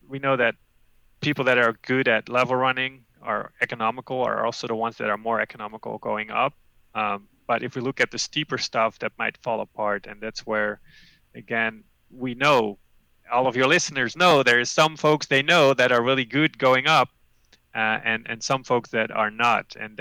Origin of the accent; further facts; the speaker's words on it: Netherlands; moved away as an adult; now in Amherst, United States; Growing up in the Netherlands